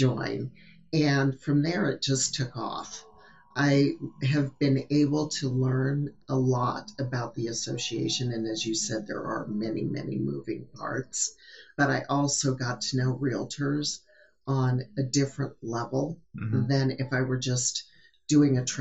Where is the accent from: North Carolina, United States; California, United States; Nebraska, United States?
Nebraska, United States; Southeast; moved away as an adult; I'm originally from Southeast Nebraska, so it's good to be back home.